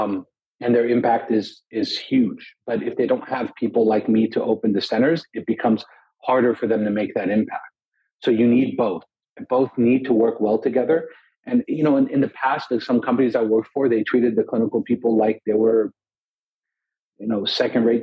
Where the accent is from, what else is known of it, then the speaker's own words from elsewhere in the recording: Los Angeles, California, United States; also born or lived in Lebanon; So we left when I was about 4 or 5, came to LA, and grew up, spent most of my life from that point, I'm 36 now, in Los Angeles.